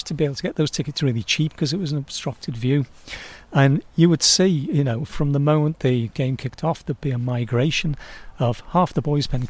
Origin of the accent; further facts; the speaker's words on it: Birkenhead, North West England, United Kingdom; I say, Birkenhead